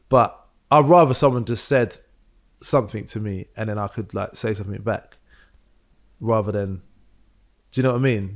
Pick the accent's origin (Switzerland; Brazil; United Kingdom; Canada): United Kingdom; London; growing up in London